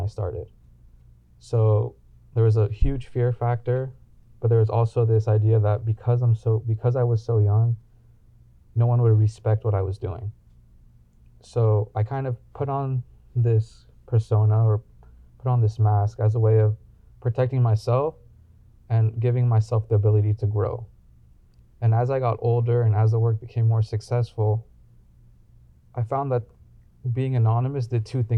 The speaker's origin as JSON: {"language": "English", "town": "Los Angeles", "region": "California", "country": "United States", "tie": "born or raised there", "said": "growing up in Los Angeles"}